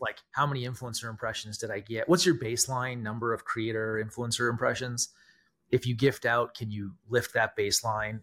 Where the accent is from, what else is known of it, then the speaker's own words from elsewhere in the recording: Canada; I'm Canadian